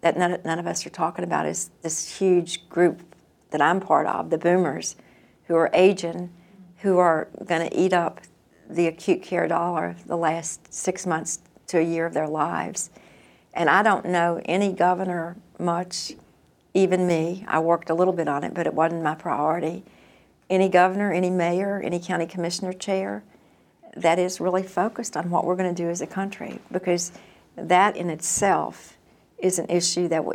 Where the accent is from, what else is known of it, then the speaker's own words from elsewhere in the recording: North Carolina, United States; I'm from North Carolina.